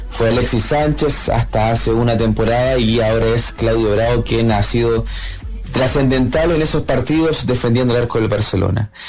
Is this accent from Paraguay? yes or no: no; Chile; nosotros sí los chilenos